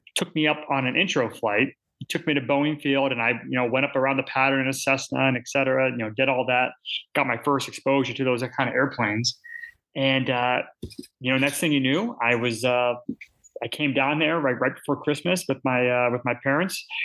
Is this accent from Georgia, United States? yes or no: no; outside Seattle, Washington, United States; I grew up outside of uh, Seattle, Washington, about 30 minutes north, so Washington State